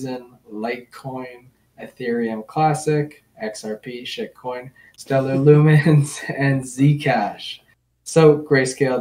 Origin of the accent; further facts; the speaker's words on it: Canada; I'm Canadian